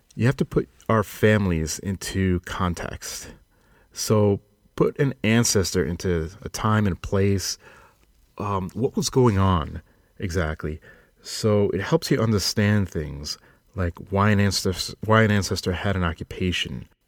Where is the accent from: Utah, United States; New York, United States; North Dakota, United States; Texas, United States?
New York, United States; Long Island; accent: Long Islander; moved away; I'm originally from Long Island, New York. So we say ant